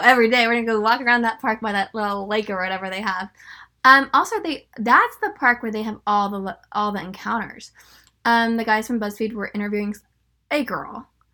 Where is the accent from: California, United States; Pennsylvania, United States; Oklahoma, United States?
California, United States; Northern; I'm from Northern California